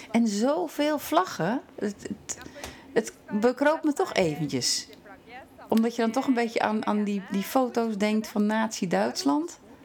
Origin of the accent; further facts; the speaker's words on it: Netherlands; moved away as an adult; now in Norway; wij hebben als Nederlander